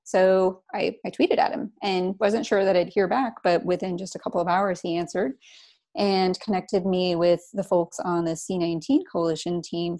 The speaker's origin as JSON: {"language": "English", "region": "Florida", "country": "United States", "tie": "born or raised there", "said": "growing up in North Central Florida, where people are just always asking, you know, how can I help you?"}